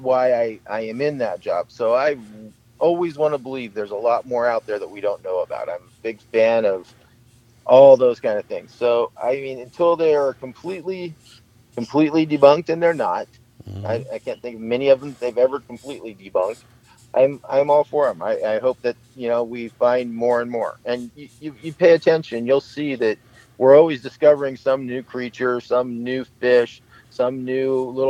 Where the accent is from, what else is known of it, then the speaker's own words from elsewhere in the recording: outside Lake Tahoe, California, United States; I grew up outside Lake Tahoe, so I was in the woods and in the lake all the time